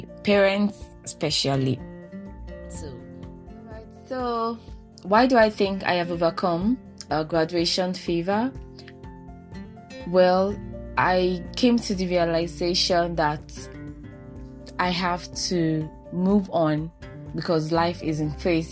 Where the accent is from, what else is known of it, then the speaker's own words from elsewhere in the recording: Nigeria; as a Nigerian woman